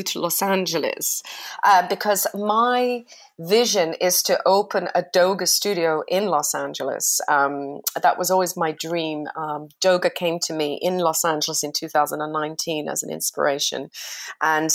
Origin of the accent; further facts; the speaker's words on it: United Kingdom; I'm British